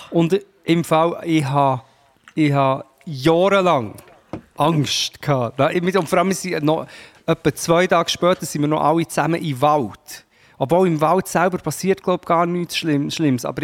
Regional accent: Portugal; In Portugal.

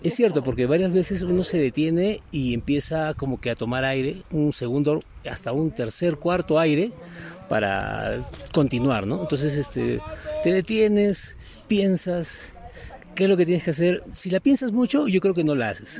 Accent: Lima, Peru; Yo soy de Lima.

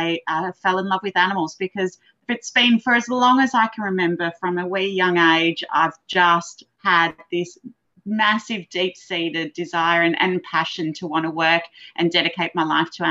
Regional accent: Gold Coast, Queensland, Australia; I grew up on the Gold Coast and I do feel it's a pretty incredible place to live.

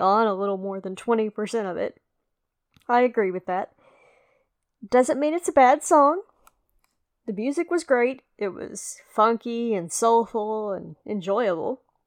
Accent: the South, United States; accent: southern or country; somebody who has a real southern or country accent. You know, not that mine is a deep south accent either.

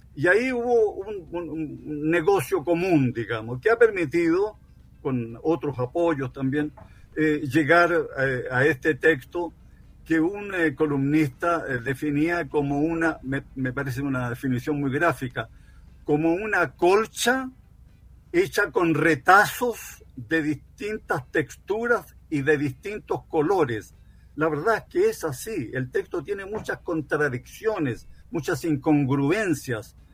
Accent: Chile; Somos todos chilenos, independientemente de nuestros ancestros

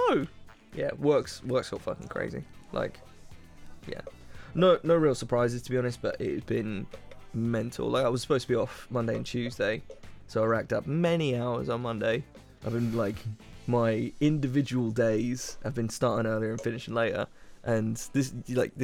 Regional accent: United Kingdom; we're British

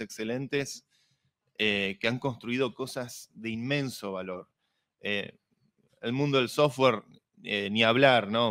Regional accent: Argentina

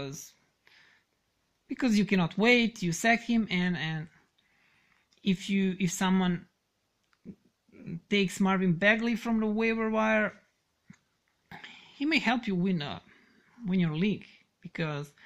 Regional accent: Serbia; English is a second language; I'm Serbian, so do not mind my bad English

